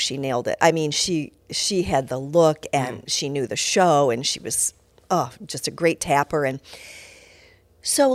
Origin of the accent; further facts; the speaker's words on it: Ohio, United States; moved away; also born or lived in Los Angeles; growing up in Ohio